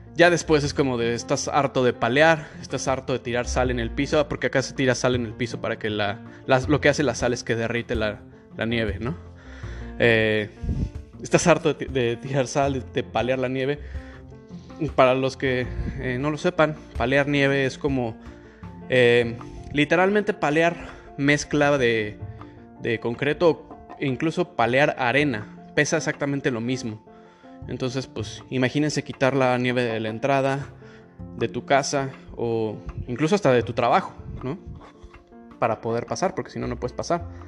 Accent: Mexico City, Mexico; accent: Mexican; moved away as an adult; now in Toronto, Canada; la Ciudad de México, que es de donde yo soy

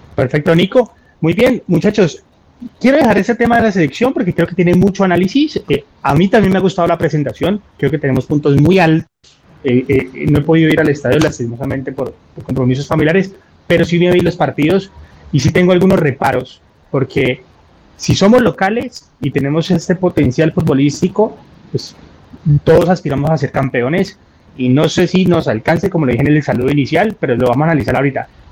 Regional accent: Colombia; como colombiano

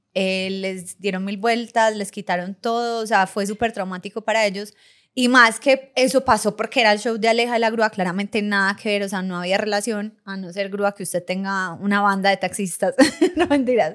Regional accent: Medellín, Antioquia, Colombia; de Marinilla, no, de Medellín

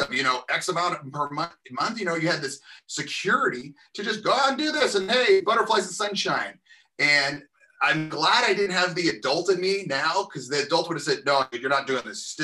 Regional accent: Covina, California, United States; now in Lewiston, United States; I'm originally from Southern California, a small city named Covina, California

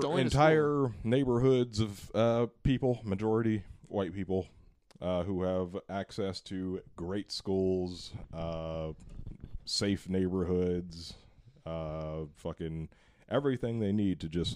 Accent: Hercules, California, United States; also born or lived in Richmond, California; I grew up in Hercules for a large part of my life until I was like 11 years old.

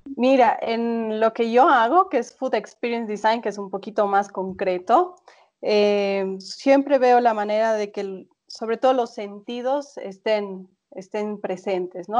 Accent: Bolivia; yo siendo boliviana

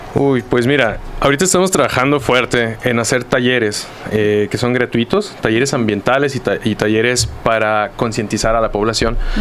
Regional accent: Zapopan, Jalisco, Mexico; Zapopan, de donde yo vengo, donde yo trabajo

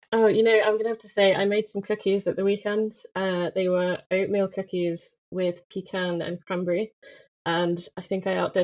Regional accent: Southend-on-Sea, East of England, United Kingdom; now in London, United Kingdom; I was born in Southend, which is in Essex, a little known place in the east of England.

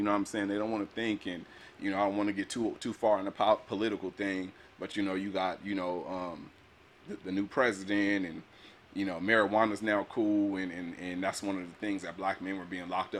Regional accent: Pomona, California, United States; I grew up in Pomona.

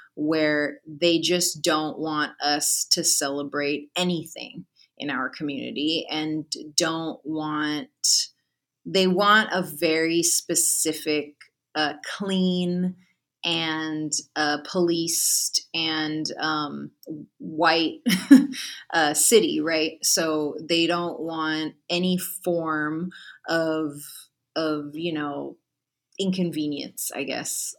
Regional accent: San Francisco, California, United States; born and raised in the Mission District

